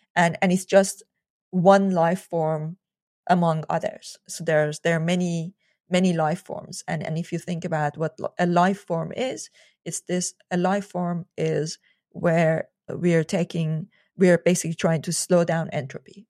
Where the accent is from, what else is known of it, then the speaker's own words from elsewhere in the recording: Iran; moved away; I grew up in Iran